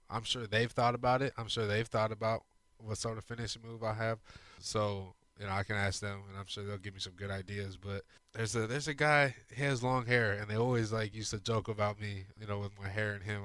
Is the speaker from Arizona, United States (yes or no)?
yes; Arizona, United States; moved away as an adult; now in Houston, United States; I grew up in Arizona